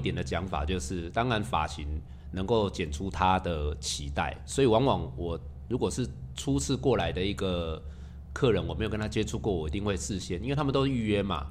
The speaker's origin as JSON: {"language": "Chinese", "region": "southern Taiwan", "country": "Taiwan", "tie": "born or raised there", "said": "我们是南部小孩长大的"}